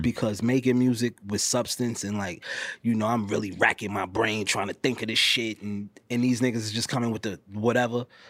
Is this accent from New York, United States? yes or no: yes; New York City, New York, United States; I'm from New York, I'm from New York City